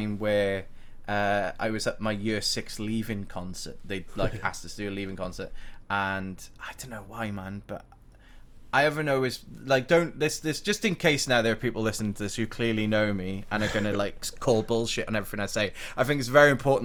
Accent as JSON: {"language": "English", "town": "Blackwood", "region": "Wales", "country": "United Kingdom", "also_born_or_lived": "Cardiff", "said": "So I'm a Blackwood boy. I'm from Blackwood, right?"}